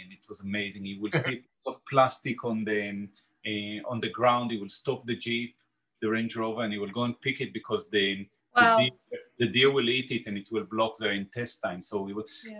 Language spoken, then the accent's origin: English; Israel; now in London, United Kingdom; I am from Israel